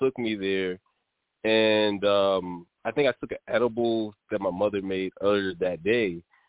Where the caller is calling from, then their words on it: Virginia, United States; I'm calling from Virginia.